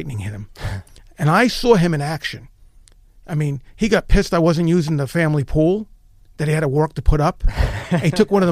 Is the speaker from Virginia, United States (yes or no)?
no; New York, United States; I was born in East Harlem, New York.